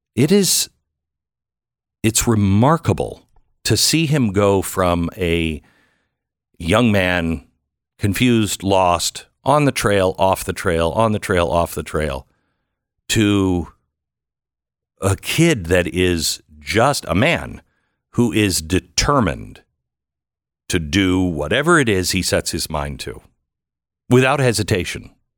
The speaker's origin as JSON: {"language": "English", "region": "Pacific Northwest", "country": "United States", "said": "I'm from the Pacific Northwest"}